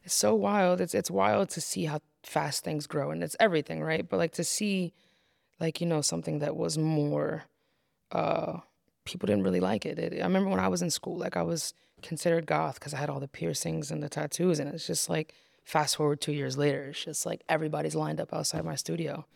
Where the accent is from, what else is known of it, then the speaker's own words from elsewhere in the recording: Poughkeepsie, New York, United States; growing up in Poughkeepsie, it's very small here